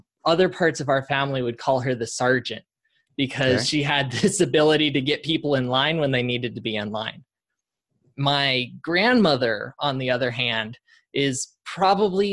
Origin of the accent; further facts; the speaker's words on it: Colorado, United States; now in Austin, United States; Born and raised in Colorado, but living in Austin.